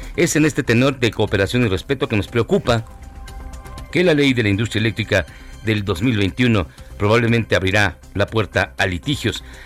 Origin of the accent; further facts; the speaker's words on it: Mexico; como muchos mexicanos